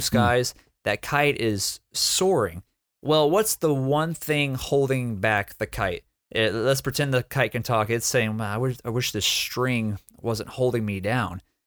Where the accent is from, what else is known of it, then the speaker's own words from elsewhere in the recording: Texas, United States; I'm from Texas